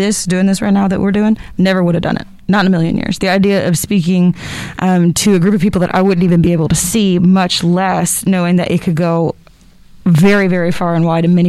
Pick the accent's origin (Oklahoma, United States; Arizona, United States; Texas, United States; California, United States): Texas, United States; Allen; also born or lived in North Carolina; I am from Allen, Texas